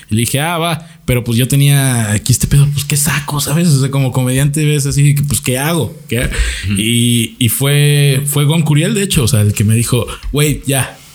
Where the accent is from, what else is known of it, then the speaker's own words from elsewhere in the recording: Cancún, Quintana Roo, Mexico; Soy de Cancún.